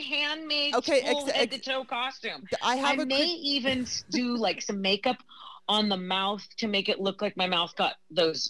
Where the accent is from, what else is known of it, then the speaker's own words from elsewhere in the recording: California, United States; I'm a Californian